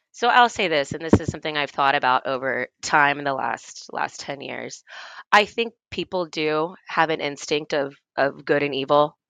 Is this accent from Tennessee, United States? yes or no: yes; Tennessee, United States; moved away as an adult; also born or lived in Washington, D.C.; I grew up in Tennessee and I, and I went to school in Tennessee